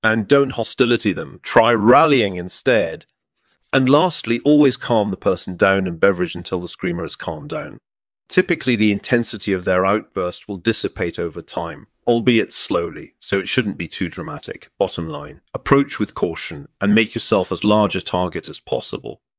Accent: Scotland, United Kingdom; my hometown in Scotland

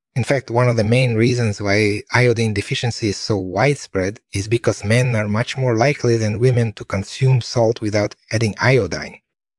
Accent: Russia; moved away as an adult; also born or lived in Toronto, Canada; I was born and raised in Russia

